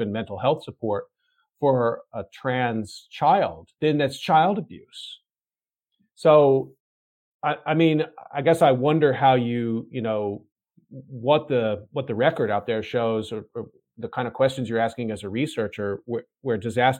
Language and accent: English; Texas, United States; Texas, my home state in the United States